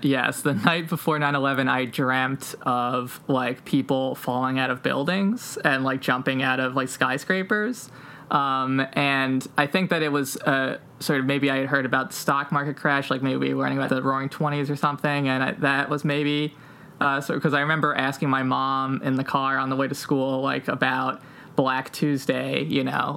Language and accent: English; outside of New York, United States; one of the hardest hit communities, like proportionally in terms of people who died in 9 11, uh, was, was my hometown.